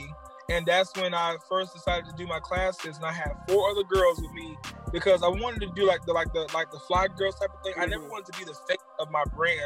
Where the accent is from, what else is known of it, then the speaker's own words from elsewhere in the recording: Jacksonville, Florida, United States; moved away; I am from Jacksonville, Florida